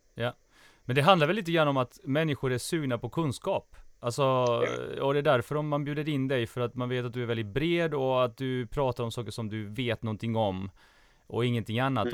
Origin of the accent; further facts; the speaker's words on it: Småland, Sweden; jag växte upp i, i Småland